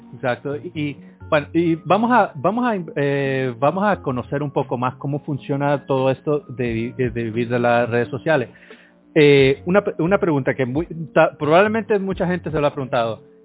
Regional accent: Honduras; soy de Honduras

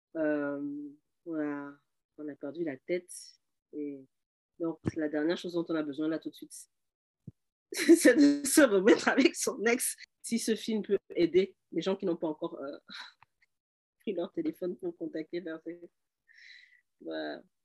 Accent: Cameroon; now in Canada; je suis camerounaise

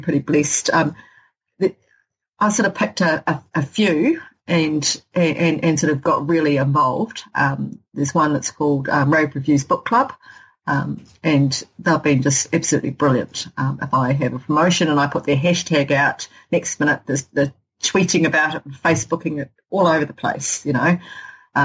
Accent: Hokitika, West Coast, New Zealand; someone from Hokitika

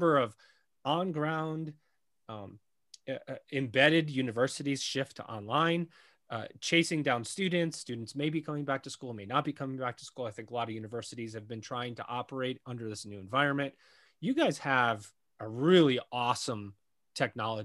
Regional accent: Syracuse, New York, United States; I'm from Syracuse

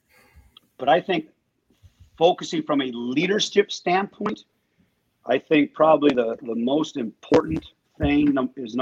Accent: Pennsylvania, United States; moved away; I grew up in Pennsylvania

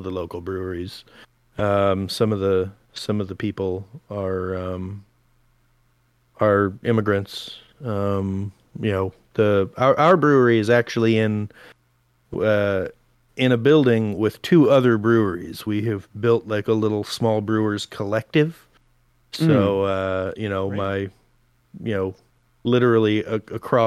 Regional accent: Portland, United States; moved away as an adult; I'm from Portland

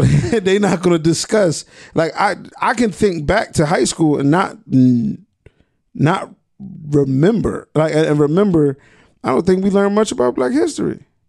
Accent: Trenton, New Jersey, United States; I'm from Trenton.

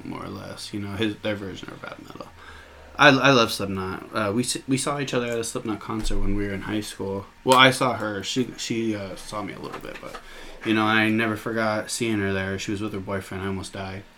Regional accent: Nebraska City, Nebraska, United States; also born or lived in Hamburg, Iowa; now in Oklahoma, United States; where I grew up in Nebraska and where I grew up in Iowa.

